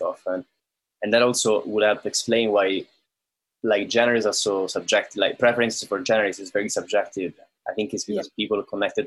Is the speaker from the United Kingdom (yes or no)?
no; Rome, Lazio, Italy; moved away; I come from Rome in Italy